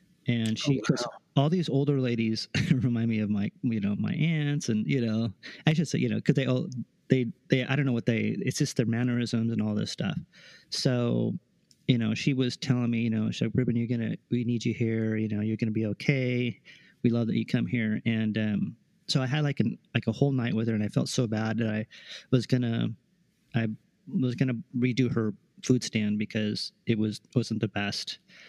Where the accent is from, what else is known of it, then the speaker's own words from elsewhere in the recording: Sacramento, California, United States; Sacramento. Yeah.